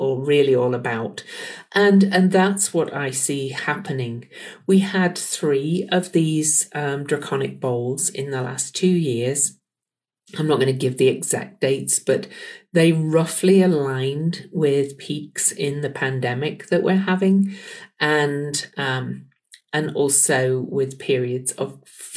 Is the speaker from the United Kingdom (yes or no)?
yes; United Kingdom; now in Salt Lake City, United States; I'm from the UK